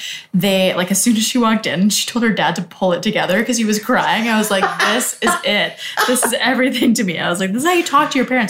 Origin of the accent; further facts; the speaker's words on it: Canada; Here's where I'm from. You know, like, I'm Canadian, so here's what...